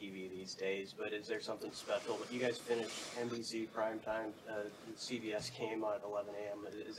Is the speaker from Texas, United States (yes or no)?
no; Chicago, Illinois, United States; I'm from Chicago.